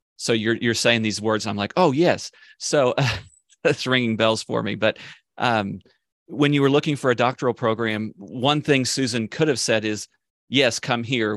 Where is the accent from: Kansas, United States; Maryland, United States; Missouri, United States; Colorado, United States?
Kansas, United States; Kansas City; I grew up in Kansas City, Kansas, in Wyandotte County, actually attended Sumner High School.